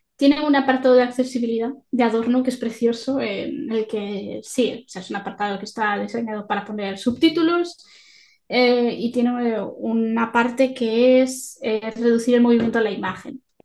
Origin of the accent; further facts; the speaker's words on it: Galicia, Spain; soy gallega